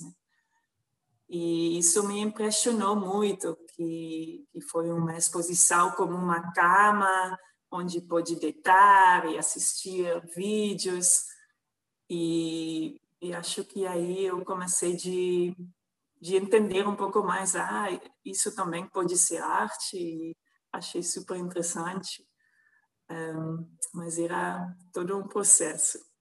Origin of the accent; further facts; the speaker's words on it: Netherlands; Portuguese is a second language; moved away as an adult; now in Brazil; Eu nasci numa cidade pequena na Holanda